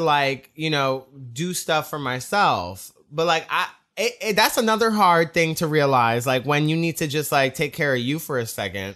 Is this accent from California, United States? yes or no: no; New York, United States; growing up in New York in the, in the, the, the, the gay scene, it was, um, I was twelve years old